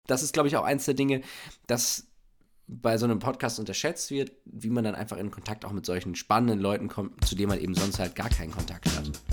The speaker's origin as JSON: {"language": "German", "town": "Bielefeld", "region": "North Rhine-Westphalia", "country": "Germany", "moved": "yes", "lives_now": "Berlin, Germany", "said": "ich bin aus Bielefeld, lebe in Berlin"}